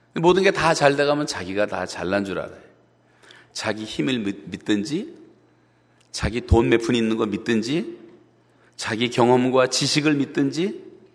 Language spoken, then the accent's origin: Korean; South Korea; 같은 한국 사람으로서